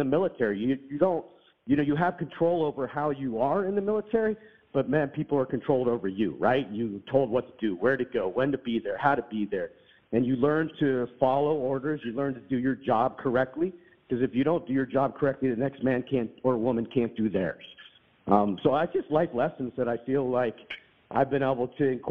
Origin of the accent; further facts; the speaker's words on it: Pittsburgh, Pennsylvania, United States; moved away as an adult; also born or lived in Monterey, California; I grew up in Pittsburgh, Pennsylvania